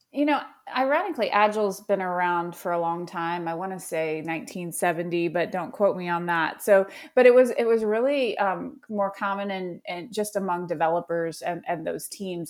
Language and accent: English; Colorado Springs, Colorado, United States; I grew up in Colorado Springs